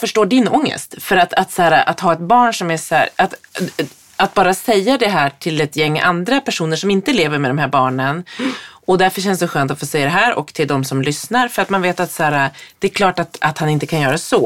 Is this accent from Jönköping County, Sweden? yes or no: no; Härnösand, Västernorrland County, Sweden; moved away; I Härnösand, när man på 80-talet gick i skolan, då hade man en mat mattant